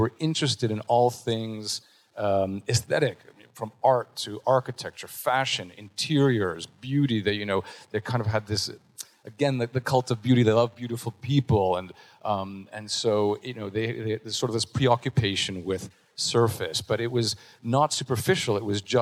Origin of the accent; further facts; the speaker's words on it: Montreal, Quebec, Canada; I'm from Montreal, born and raised